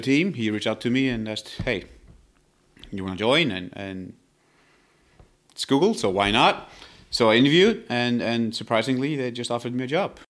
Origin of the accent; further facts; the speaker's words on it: Iceland; moved away as an adult; now in Palo Alto, United States; I come from Iceland